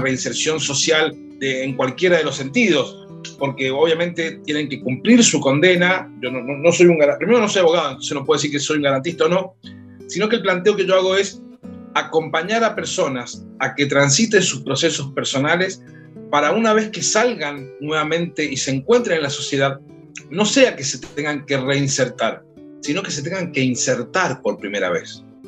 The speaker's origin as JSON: {"language": "Spanish", "region": "Mendoza", "country": "Argentina", "said": "como mendocino, como hijo y como nieto de gente que trabajó la tierra"}